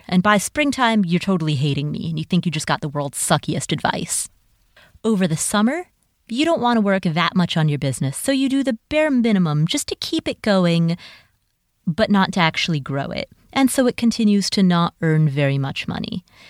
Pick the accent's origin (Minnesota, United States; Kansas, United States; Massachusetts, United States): Minnesota, United States; I'm from Minnesota, where the summers are short and sweet and the winters are very long.